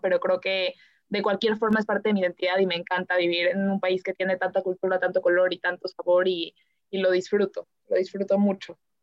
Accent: Mexico; soy mexicana

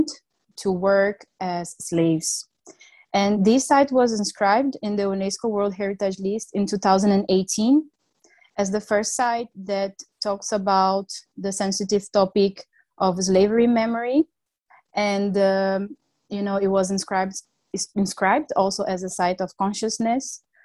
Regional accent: Rio de Janeiro, Brazil; moved away; also born or lived in Germany; I come from Rio

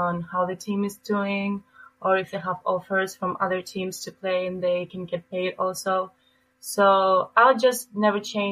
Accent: Athens, Attica, Greece; moved away as an adult; also born or lived in Albania; now in Green Bay, United States; I was born and raised in Greece, so I've lived there for my whole life.

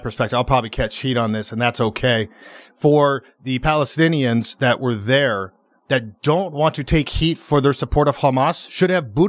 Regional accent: United States; I'm very thankful to be born and raised in America

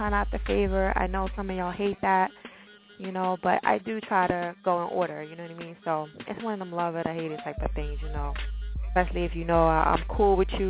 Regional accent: New Jersey, United States; Jersey, all that good stuff, my home state.

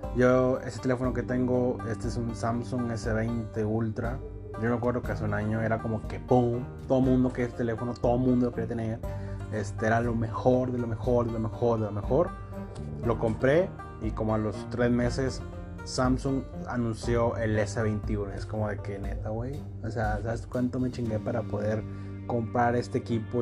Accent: Coahuila, Mexico; yo soy de Coahuila, muy al norte

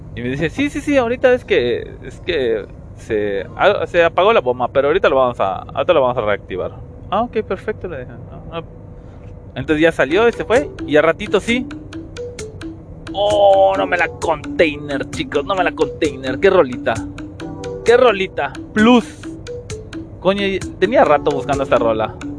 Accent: Yucatán, Mexico; Como la mayoría somos de Yucatán

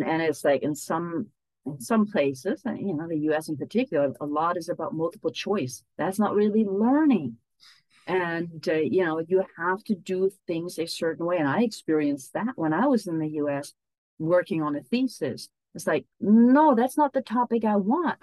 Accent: Hamburg, Germany; moved away as an adult; also born or lived in United States; I moved from Germany to the US all by myself. Now I moved back.

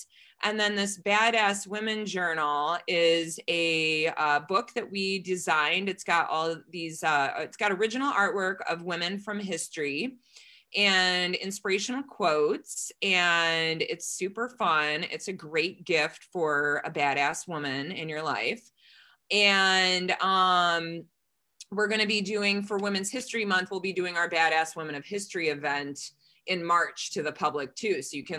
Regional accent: United States

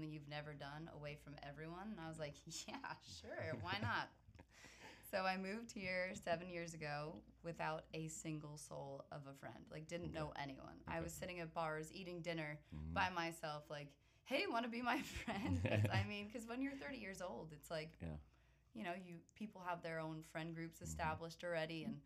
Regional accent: New Jersey, United States; moved away as an adult; now in Charlotte, United States; Born and raised in New Jersey

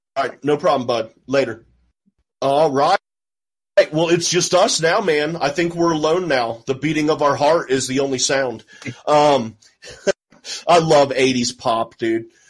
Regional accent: Houston, Texas, United States; I grew up in North Houston

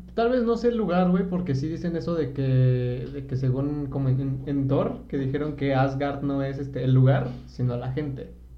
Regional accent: Mexico City, Mexico; soy de Iztapalapa

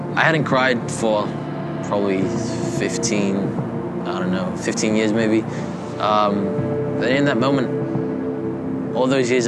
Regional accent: Quezon City, Metro Manila, Philippines; moved away; I was born in Manila, Philippines, in a little suburb called Quezon City. I lived in the slums of the Philippines

